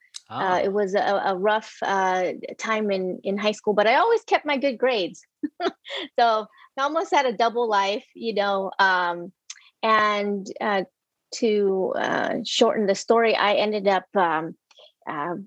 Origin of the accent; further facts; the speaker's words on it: Houston, Texas, United States; also born or lived in Vietnam; we settled in Houston, Texas in 1978. I grew up in Houston